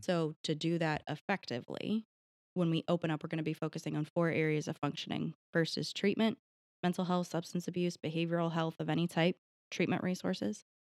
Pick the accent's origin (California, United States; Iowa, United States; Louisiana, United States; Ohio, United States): Ohio, United States; Marietta; I was born in Marietta, raised in Marietta, I'll probably die in Marietta